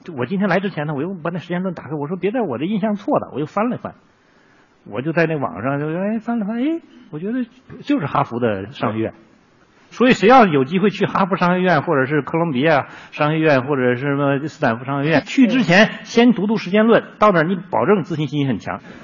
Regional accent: Northeast China, China; accent: Northeastern; moved away; also born or lived in Jilin; 我们东北话呢，就是对缝儿嘛

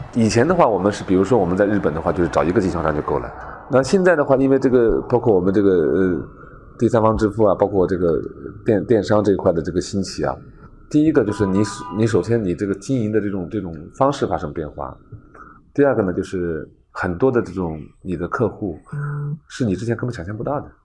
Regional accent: Hangjiahu Plain, Zhejiang, China; 我们行家户平原

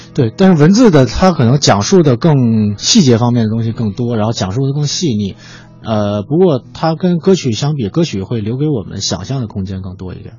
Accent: Beijing, China; 我是北京人

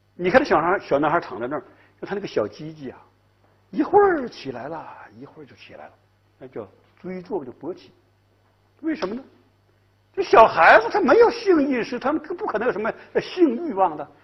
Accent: Northeast China, China; moved away; 我在东北嘛，我是东北人呐

